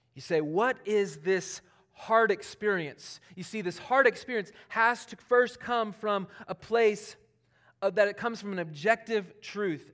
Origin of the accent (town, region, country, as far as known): Charlotte, North Carolina, United States; born or raised there